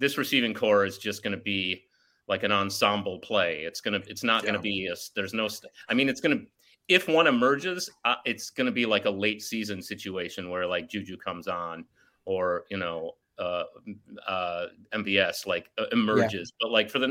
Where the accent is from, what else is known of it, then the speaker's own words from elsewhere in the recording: Chicago, Illinois, United States; I'm from Chicago